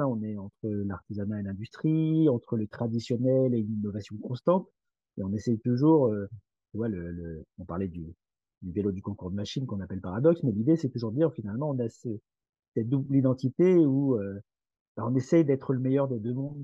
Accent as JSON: {"language": "French", "region": "Brittany", "country": "France", "said": "je suis breton"}